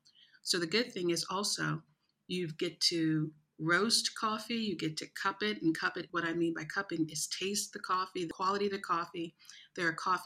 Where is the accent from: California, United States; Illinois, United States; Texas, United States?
Illinois, United States; East St. Louis; moved away as an adult; now in Abu Dhabi, United Arab Emirates; growing up in East St. Louis, which is a really, really rough city